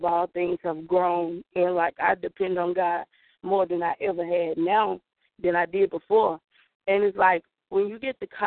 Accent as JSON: {"language": "English", "region": "the South", "country": "United States", "accent": "Southern", "said": "I'm from the South. Every time I meet somebody from that's not from the South, they're like, oh, you have a Southern dialect"}